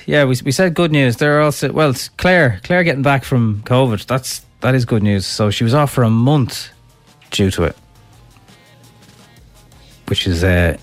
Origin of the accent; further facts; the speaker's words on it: Johnstown Bridge, County Kildare, Ireland; from Johnstown Bridge.